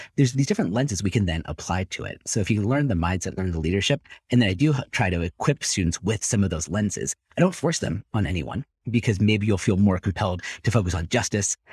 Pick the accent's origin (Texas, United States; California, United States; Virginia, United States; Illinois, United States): California, United States; Silicon Valley; growing up in Silicon Valley, part of the dark side of growing up there is hyper-competitive schools